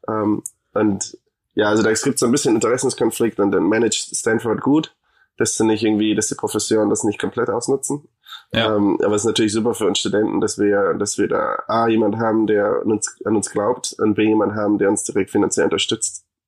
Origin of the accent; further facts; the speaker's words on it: Munich, Bavaria, Germany; moved away as an adult; also born or lived in Hamburg / Argentina; now in United States; ich bin in München geboren